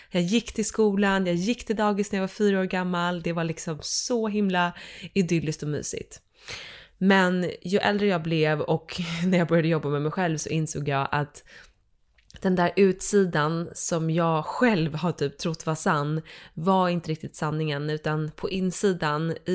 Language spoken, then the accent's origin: Swedish; Dalarö, Stockholm County, Sweden; Så från början så eh, är jag uppvuxen ute på Dalarö, en skärgårdsö.